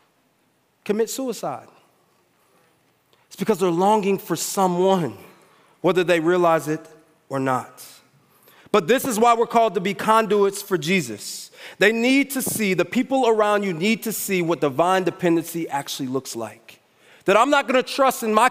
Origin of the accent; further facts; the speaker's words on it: United States; I'm American